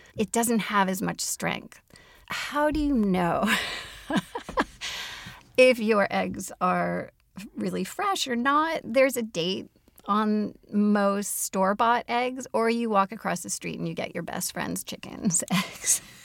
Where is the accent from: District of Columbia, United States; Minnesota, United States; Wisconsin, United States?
Minnesota, United States; Minneapolis; my hometown of Minneapolis and greater Minnesota